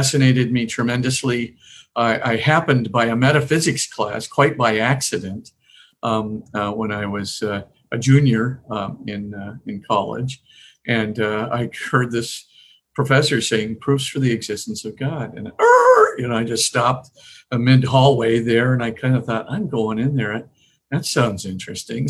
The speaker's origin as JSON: {"language": "English", "town": "Honolulu", "region": "Hawaii", "country": "United States", "tie": "born or raised there", "also_born_or_lived": "Spokane, Washington", "moved": "as an adult", "said": "I was born in Honolulu, Hawaii, which is a lot closer to Australia than California, and lived there for 18 years"}